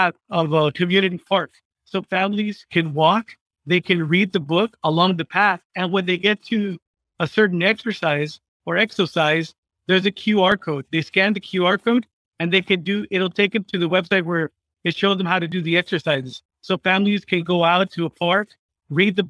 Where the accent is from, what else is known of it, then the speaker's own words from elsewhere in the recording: McAllen, Texas, United States; I'm from McAllen Tech, which for the fifth year in a row, I hate saying this, but according to Wallet Hub, we are the fattest city in the United States of America